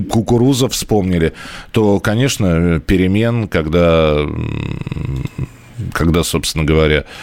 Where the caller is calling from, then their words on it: Saratov, Saratov Oblast, Russia; А, здравствуйте … я из Саратова.